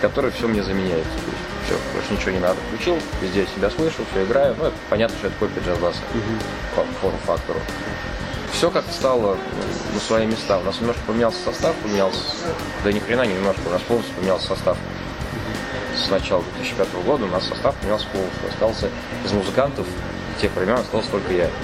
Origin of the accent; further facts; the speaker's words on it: Kazan, Tatarstan, Russia; лучше жить в родном городе, родная земля сил дает